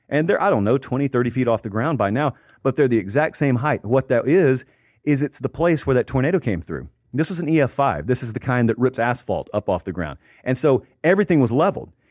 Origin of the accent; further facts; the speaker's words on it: Columbus, Georgia, United States; I grew up in Columbus, Georgia, which is right on the Chattahoochee River. So it's right across from Alabama.